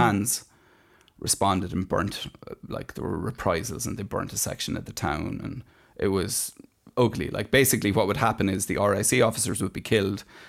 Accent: Ireland

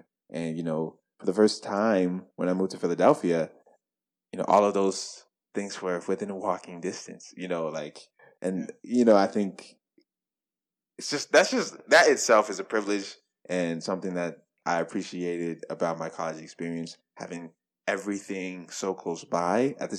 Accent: Nigeria; I'm Nigerian, Muslim, you know, rot, smelly looking jollof rice to lunch with like lamb and goat.

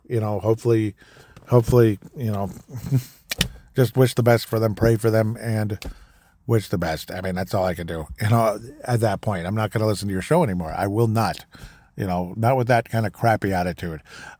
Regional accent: Golden Valley, Minnesota, United States; I'm personally from Golden Valley, Minnesota

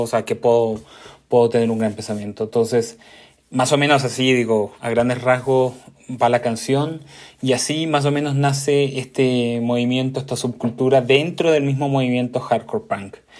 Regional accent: Concepción, Biobío, Chile; Yo soy de Concepción, una ciudad chica

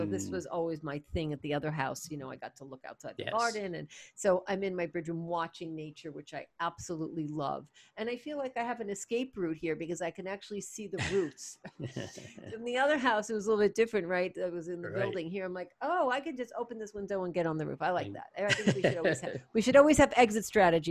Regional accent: New York, United States; accent: New York; my New York accent

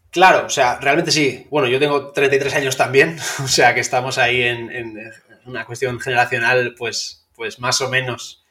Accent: Valencia, Valencian Community, Spain; como yo soy de Valencia

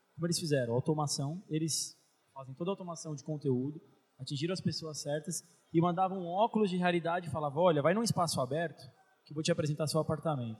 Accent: São Paulo, Brazil; eu sou de São Paulo

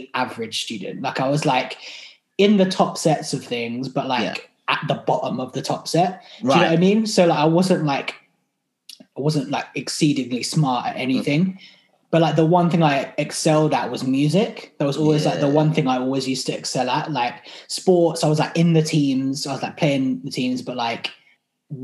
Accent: Surrey, South East England, United Kingdom; also born or lived in South London; now in London, United Kingdom; I sort of grew up more so in the Surrey area, like in around it, but like I like live now in South London

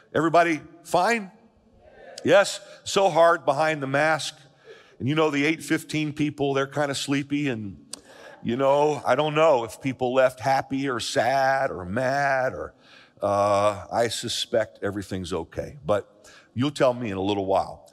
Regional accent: United States; I'm an American, I'm a citizen of this country, I love the USA

